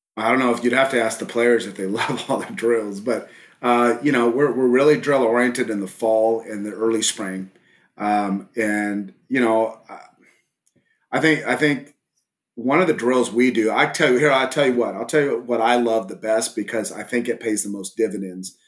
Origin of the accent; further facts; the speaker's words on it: Southern California, United States; also born or lived in El Paso, Texas; now in Southlake, United States; I grew up originally in Southern California before I moved to uh, Texas